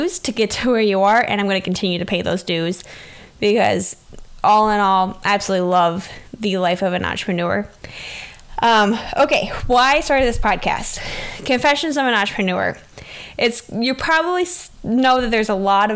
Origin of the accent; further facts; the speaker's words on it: Southwest Wisconsin, United States; I am from Southwest Wisconsin